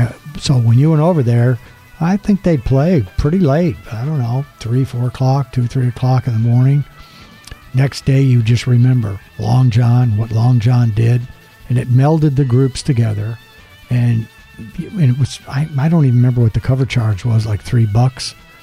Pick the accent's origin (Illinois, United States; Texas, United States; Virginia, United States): Texas, United States; El Paso; when we grew up in El Paso